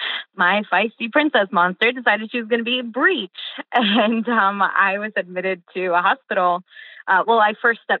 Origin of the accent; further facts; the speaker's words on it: California, United States; first language English and Portuguese; now in Tampa, United States; I was born in California, but my mom was fresh from Rio, and she didn't speak much English. So my first language was both, actually